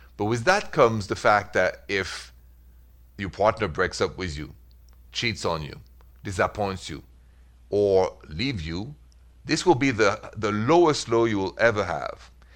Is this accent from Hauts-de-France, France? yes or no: no; Paris, Île-de-France, France; accent: French; English is a second language; moved away; the accent is French. I'm from Paris.